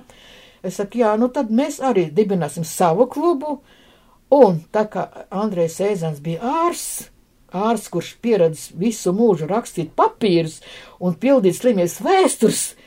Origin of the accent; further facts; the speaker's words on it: Latvia; mēs esam no Latvijas